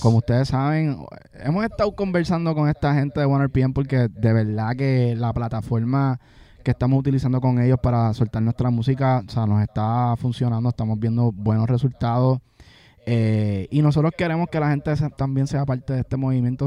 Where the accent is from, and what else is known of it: Puerto Rico